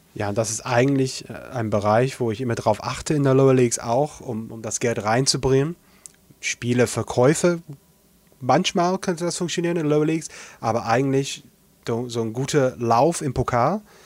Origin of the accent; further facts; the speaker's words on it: Altrincham area, North West England, United Kingdom; Ich komme aus der Gegend